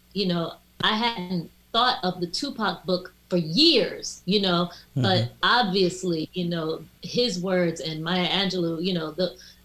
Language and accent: English; Washington, District of Columbia, United States; moved away as an adult; also born or lived in New York City; my family, my mom moved down to DC fairly early, you know, so I was raised in DC, in and around DC